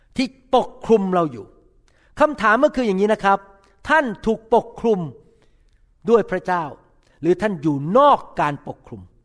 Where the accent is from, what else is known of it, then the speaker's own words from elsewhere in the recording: Thailand; moved away; คนไทยพูดกันได้ เพราะเป็นคนชาติเดียวกัน